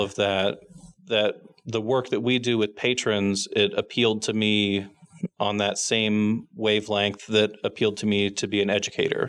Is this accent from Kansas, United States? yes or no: yes; Kansas City, Kansas, United States; since I grew up in the Kansas City area, I grew up going to the Central Resource Library.